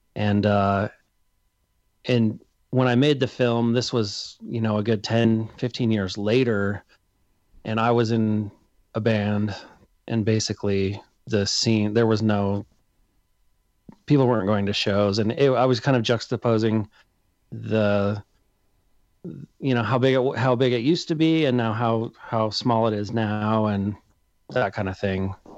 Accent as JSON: {"language": "English", "town": "Salt Lake City", "region": "Utah", "country": "United States", "said": "I'm from Salt Lake City"}